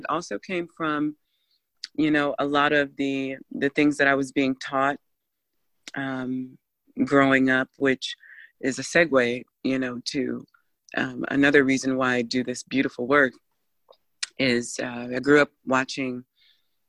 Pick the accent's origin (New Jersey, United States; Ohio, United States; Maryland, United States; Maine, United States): Ohio, United States; I grew up in Ohio was a very diverse city as well